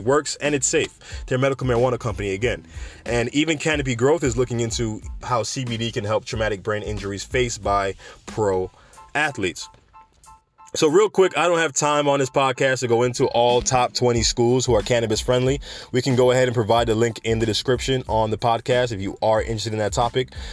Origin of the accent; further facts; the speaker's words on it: New York, United States; New York State, shout out to my hometown.